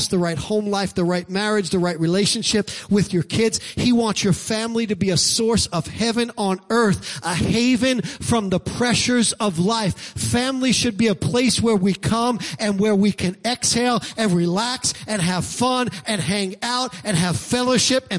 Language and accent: English; New York City, New York, United States; I'm from Brooklyn